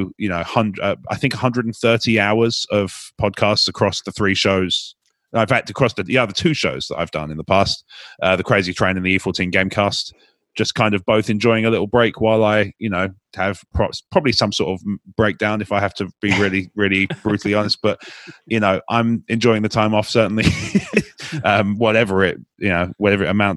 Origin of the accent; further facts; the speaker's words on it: United Kingdom; as a Brit